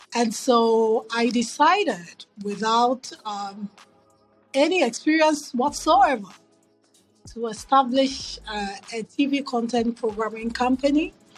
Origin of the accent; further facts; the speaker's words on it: Accra, Greater Accra, Ghana; moved away as an adult; also born or lived in New York City / Philadelphia; now in United States; So growing up in Ghana, I grew up in Accra.